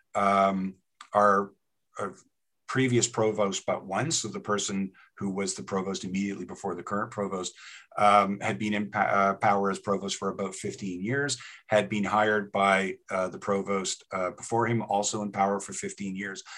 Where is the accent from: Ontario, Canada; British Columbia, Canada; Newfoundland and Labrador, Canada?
Ontario, Canada; Toronto; moved away as an adult; also born or lived in New Haven, United States / York, England; now in Lethbridge, Canada; I started out in Toronto, grew up there.